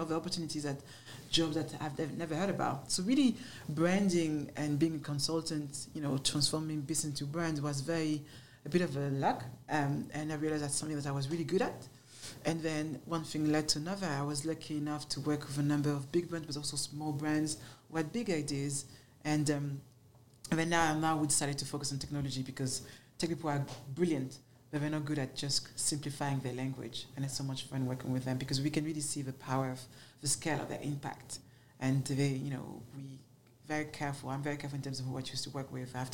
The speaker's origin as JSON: {"language": "English", "town": "Paris", "region": "Île-de-France", "country": "France", "tie": "born or raised there", "accent": "French", "second_language": "English", "moved": "as an adult", "lives_now": "London, United Kingdom", "said": "I grew up in Paris, but in the ghetto of Paris."}